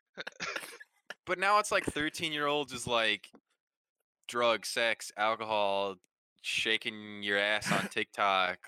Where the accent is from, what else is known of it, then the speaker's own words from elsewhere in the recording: Midwest, United States; being a young man growing up in the Midwest region wow. of the United States.